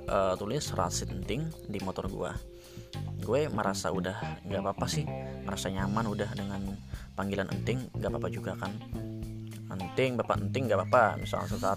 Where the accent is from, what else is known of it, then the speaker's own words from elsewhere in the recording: Central Kalimantan, Indonesia; kenal kan gue perantauan gitu kan dari Kalimantan